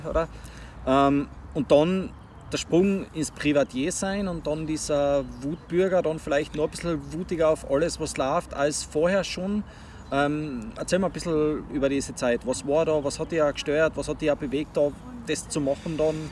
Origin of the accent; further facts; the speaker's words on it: Tyrol, Austria; ich bin aus Tirol